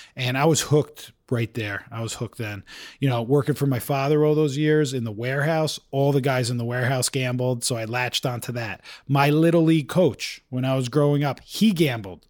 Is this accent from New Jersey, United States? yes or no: yes; Bergen County, New Jersey, United States; moved away as an adult; also born or lived in Maryland / New York; now in Utah, United States; I grew up in Bergen County, New Jersey.